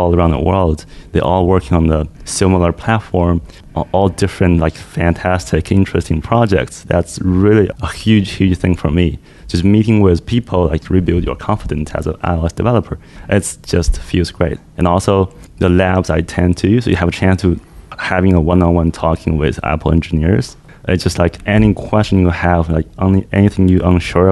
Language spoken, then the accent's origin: English; China; now in Toronto, Canada; I'm from China, apparently, but I'm now living and working in Canada, Toronto.